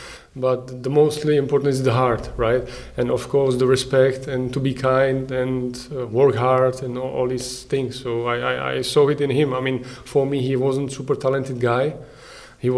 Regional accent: Prostějov, Olomouc Region, Czechia; English is a second language; We are from Prostějov

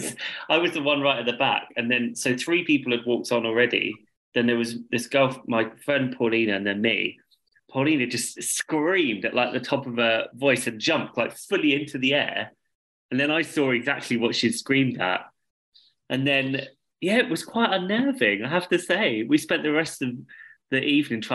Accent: London, United Kingdom; I'm a Londoner and I'm staying here

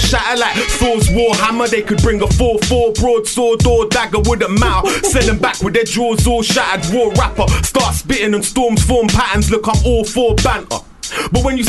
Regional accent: London, United Kingdom; also born or lived in Iran; I was born in Iran but raised in them London estates.

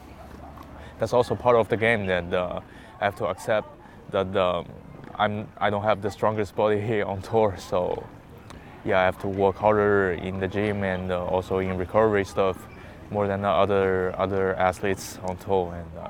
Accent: Hangzhou, Zhejiang, China; okay, where's my hometown? I said Hangzhou, and he said, oh, there's a very good lake, West Lake, and also Alibaba is from there.

